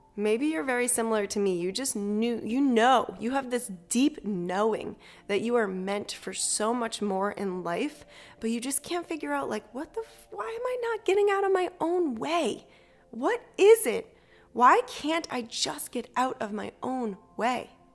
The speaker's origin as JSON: {"language": "English", "region": "Massachusetts", "country": "United States", "tie": "born or raised there", "also_born_or_lived": "Salem, Massachusetts", "said": "I grew up in Massachusetts"}